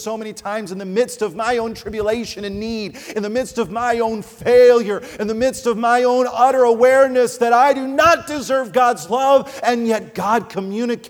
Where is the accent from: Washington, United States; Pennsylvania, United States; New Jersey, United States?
New Jersey, United States; I grew up out in New Jersey, which is not known as a place of love